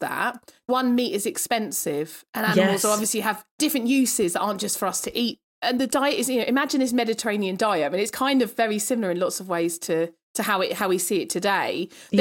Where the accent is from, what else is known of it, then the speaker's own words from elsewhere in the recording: United Kingdom; as a Brit